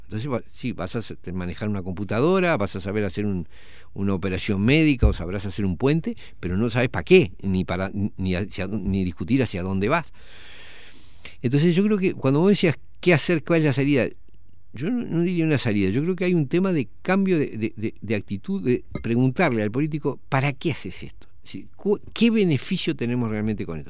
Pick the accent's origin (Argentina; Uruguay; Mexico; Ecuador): Uruguay; como uruguayos